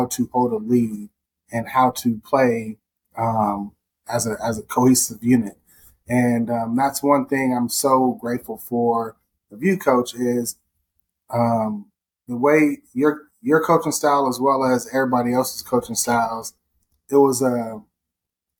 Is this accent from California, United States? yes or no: yes; California, United States; moved away as an adult; also born or lived in Oklahoma; I came from California